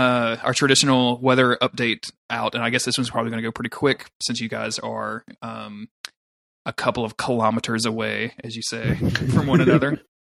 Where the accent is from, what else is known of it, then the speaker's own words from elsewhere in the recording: United States; I'm from the United States